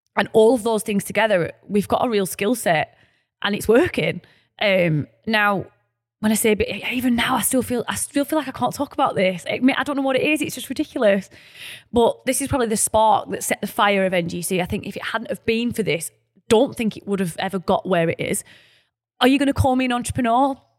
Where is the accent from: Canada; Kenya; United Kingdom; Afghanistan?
United Kingdom; Burnley, North West England; we're from Burnley, our lovely, humble, working-class town